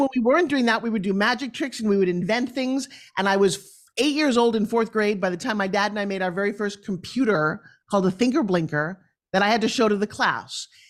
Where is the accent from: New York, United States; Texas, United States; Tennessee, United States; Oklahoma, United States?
New York, United States; also born or lived in Long Island; I come from New York